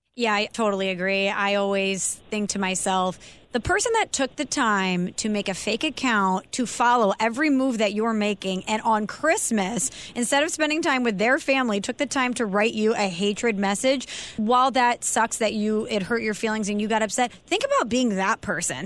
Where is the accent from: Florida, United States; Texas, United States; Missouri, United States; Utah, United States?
Missouri, United States; St. Louis; I'm from St. Louis